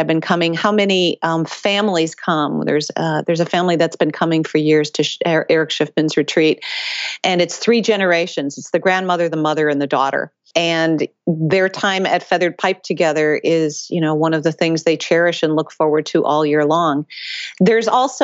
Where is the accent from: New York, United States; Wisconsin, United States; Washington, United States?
Wisconsin, United States; central; moved away as an adult; also born or lived in East Coast; I grew up in the Midwest in central Wisconsin